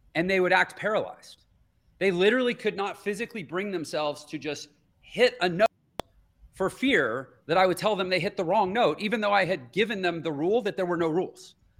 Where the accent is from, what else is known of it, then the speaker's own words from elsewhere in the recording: Houston, Texas, United States; I grew up in Houston, Texas